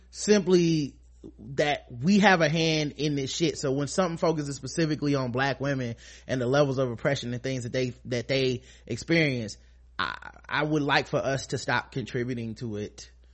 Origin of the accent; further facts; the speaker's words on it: United States; I'm black. I'm American. I'm African American black